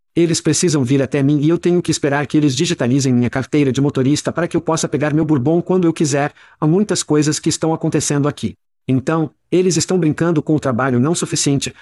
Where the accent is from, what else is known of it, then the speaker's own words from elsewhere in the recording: United States; moved away as an adult; now in Ireland; Como americanos